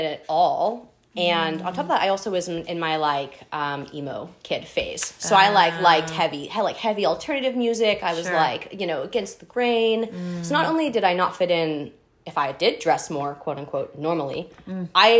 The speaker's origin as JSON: {"language": "English", "town": "Daytona Beach", "region": "Florida", "country": "United States", "tie": "born or raised there", "also_born_or_lived": "Hoover, Alabama", "said": "I'm from Florida. We had grown up in like Daytona"}